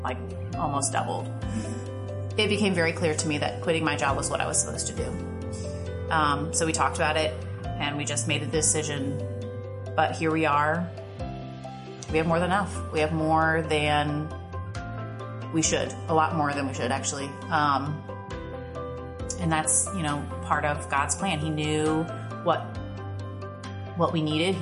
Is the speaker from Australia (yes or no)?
no; Ohio, United States; now in Virginia, United States; I'm originally from Ohio. I moved to Virginia in the year 2000.